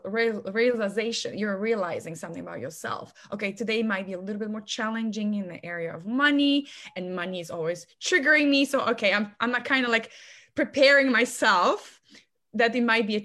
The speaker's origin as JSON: {"language": "English", "country": "Poland", "moved": "as an adult", "lives_now": "United States", "said": "I'm originally from Poland. I've been here in America for almost 11 years."}